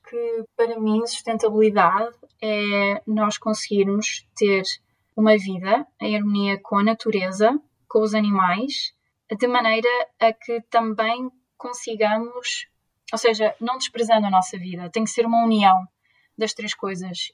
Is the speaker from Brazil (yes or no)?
no; Leiria, Centro, Portugal; moved away as an adult; also born or lived in Lisbon / Barcelona / Coimbra; now in Groningen, Netherlands; Eu sou de Leiria